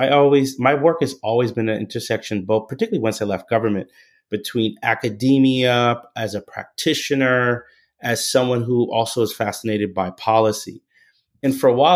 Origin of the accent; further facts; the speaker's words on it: Charleston, South Carolina, United States; I grew up in Charleston, South Carolina, in the United States.